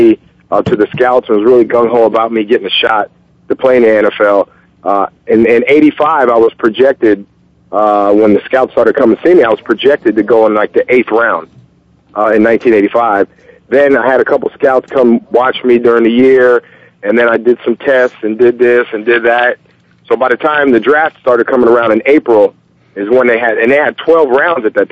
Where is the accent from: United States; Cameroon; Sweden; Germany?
United States; Allentown, Pennsylvania; I grew up in Allentown.